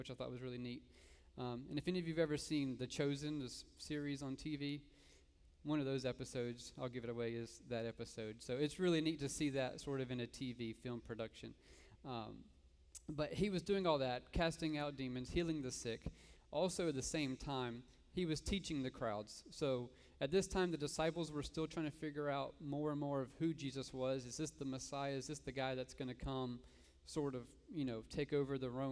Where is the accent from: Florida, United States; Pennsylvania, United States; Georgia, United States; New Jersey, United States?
Florida, United States; Jacksonville; now in Sarasota, United States; I'm originally from Jacksonville